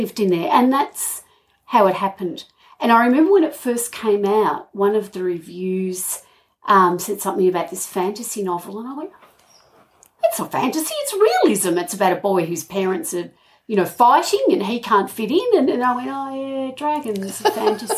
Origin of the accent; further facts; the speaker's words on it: Hamilton, Victoria, Australia; moved away; also born or lived in Colac, Victoria; I grew up in Hamilton.